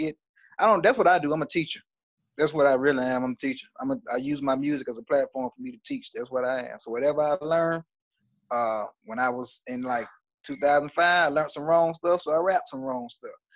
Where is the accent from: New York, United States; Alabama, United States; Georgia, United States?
Alabama, United States; Mulga; moved away; Mugga, Alabama. M-U-L-G-A.